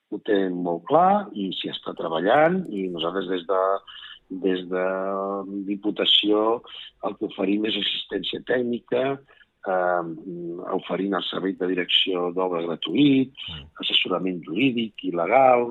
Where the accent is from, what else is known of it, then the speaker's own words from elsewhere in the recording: Garrotxa, Catalonia, Spain; jo soc de la Garrotxa